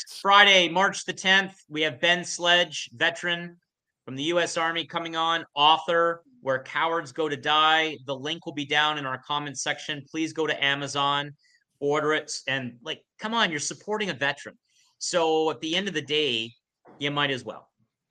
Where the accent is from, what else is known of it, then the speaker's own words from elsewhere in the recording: Canada; Come on. We're Canadian. Let's go.